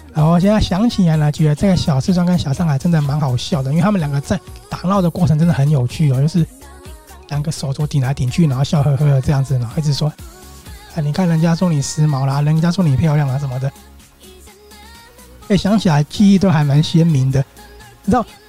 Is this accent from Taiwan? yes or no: yes; Taiwan; accent: Taiwanese; 我是台湾来的